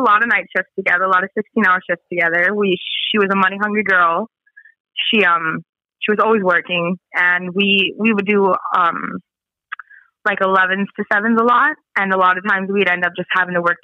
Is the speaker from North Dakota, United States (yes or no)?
yes; Spirit Lake Reservation, North Dakota, United States; I'm from Spirit Lake Reservation